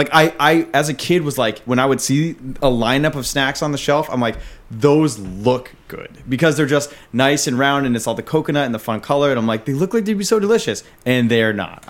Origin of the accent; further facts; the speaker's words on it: Australia; accent: Australian; one person complimented me on my Australian accent.